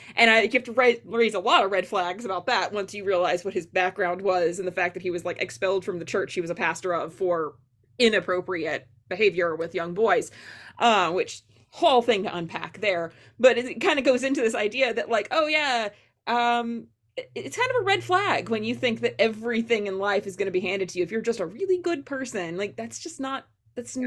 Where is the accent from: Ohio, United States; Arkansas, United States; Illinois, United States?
Arkansas, United States; Fort Smith; Fort Smith public schools were not that great. I grew up in Arkansas